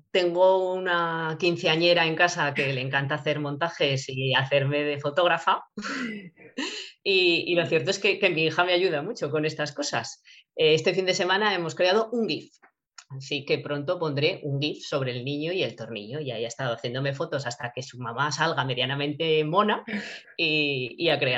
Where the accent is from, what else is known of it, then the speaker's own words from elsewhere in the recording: Borja, Aragon, Spain; haré una presentación también en Borja, en mi pueblo, pues, estuve hablando con, el concejal de cultura